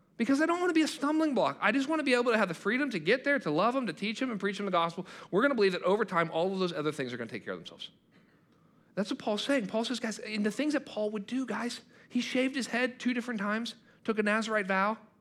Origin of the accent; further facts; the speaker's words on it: United States; I'm a Christian who happens to be an American.